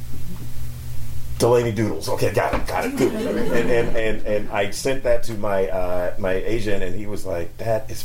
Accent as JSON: {"language": "English", "region": "North Carolina", "country": "United States", "said": "I'm from North Carolina"}